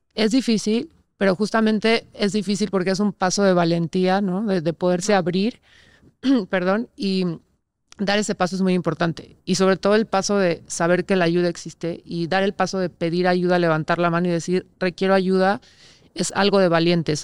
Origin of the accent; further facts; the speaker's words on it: Mexico; como sociedad mexicana o latina se nos ha enseñado eso